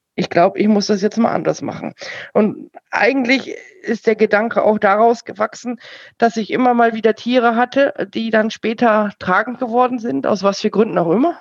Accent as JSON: {"language": "German", "region": "Bavaria", "country": "Germany", "said": "bei uns in Bayern"}